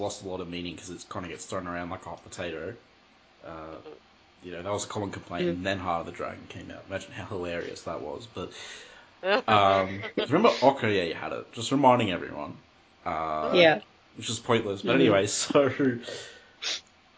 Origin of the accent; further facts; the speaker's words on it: Australia; I'm Australian